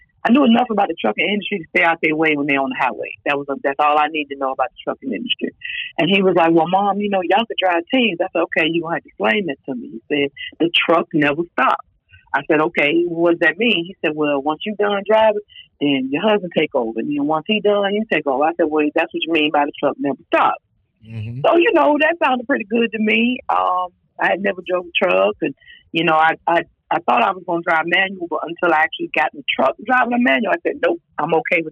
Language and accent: English; Durham, North Carolina, United States; also born or lived in Richmond, Virginia; I was born in Richmond, Virginia, but I've been in North Carolina since I was three.